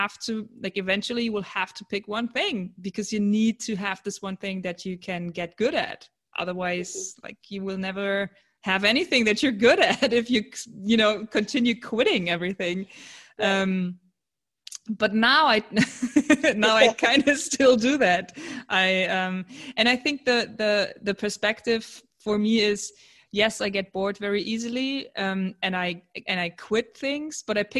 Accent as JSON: {"language": "English", "town": "Cologne", "region": "North Rhine-Westphalia", "country": "Germany", "said": "I'm from Germany in Cologne"}